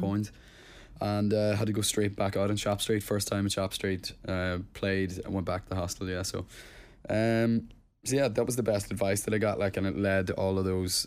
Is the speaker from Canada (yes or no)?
no; Plumbridge, Northern Ireland, United Kingdom; moved away; hometown was Plum Bridge and it's a tiny, tiny village, like, in Tyrone